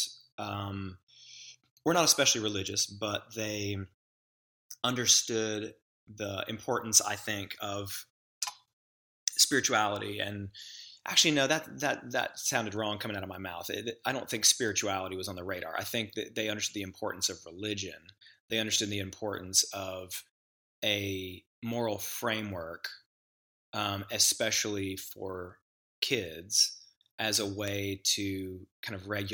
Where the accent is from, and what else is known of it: Memphis, Tennessee, United States; born or raised there; now in Nashville, United States